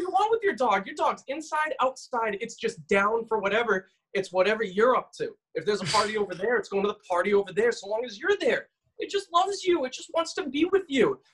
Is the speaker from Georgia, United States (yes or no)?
no; Massachusetts, United States; Massachusetts, halfway across the state is 35 miles, and that's where I grew up